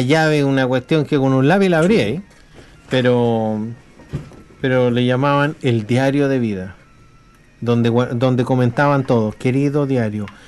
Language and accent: Spanish; Chile; now in New Zealand; nosotros somos de Chile